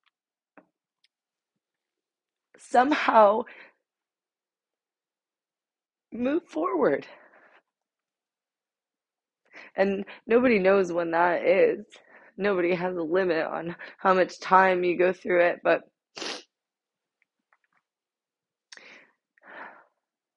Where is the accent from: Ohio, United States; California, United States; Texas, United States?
Ohio, United States; now in Georgia, United States; left Ohio. That is my hometown